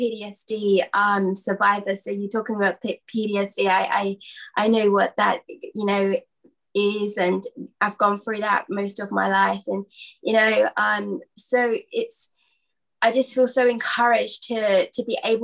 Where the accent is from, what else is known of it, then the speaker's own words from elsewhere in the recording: London, United Kingdom; from London